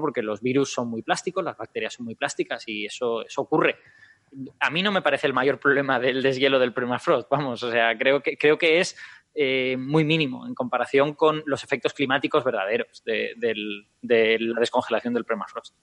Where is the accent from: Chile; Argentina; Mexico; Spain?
Spain; Castellón de la Plana, Valencian Community; Castellón de la Plana, de donde yo vengo, era una zona de malaria endémica